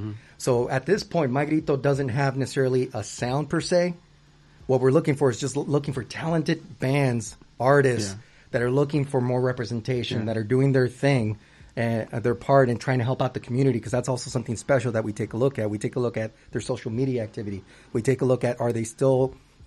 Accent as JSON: {"language": "English", "country": "United States", "tie": "born or raised there", "also_born_or_lived": "Huntington Beach, California", "first_language": "Spanish", "second_language": "English", "said": "my parents are immigrants from Mexico, from Michoacán, and you know, and I was born here as an American, a Mexican American"}